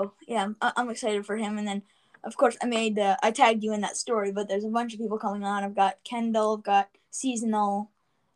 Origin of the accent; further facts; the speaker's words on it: Canada; my mom's from Scotland fully, and I'm Canadian and Scottish